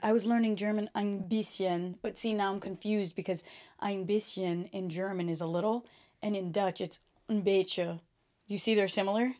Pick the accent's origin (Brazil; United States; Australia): Brazil; first language Portuguese; English is a second language; moved away; Portuguese, I was born speaking Portuguese. 'Cause we were born in Brazil